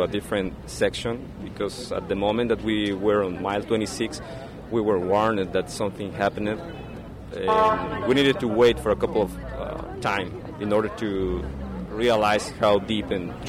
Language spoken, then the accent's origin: English; Guadalajara, Jalisco, Mexico; I'm from Guadalajara, Mexico.